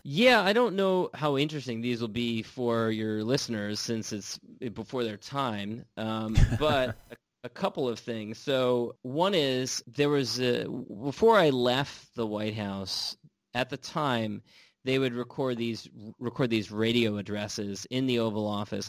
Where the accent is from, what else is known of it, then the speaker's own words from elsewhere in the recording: California, United States; also born or lived in Washington D.C.; I'm from California, I live in California now